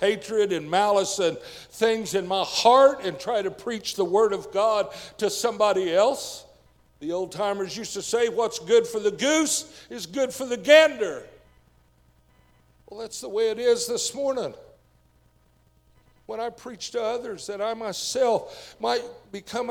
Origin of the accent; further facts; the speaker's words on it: United States; I'm still an American